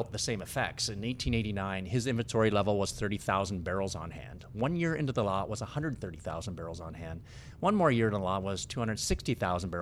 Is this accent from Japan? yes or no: no; Canada; Us as Canadian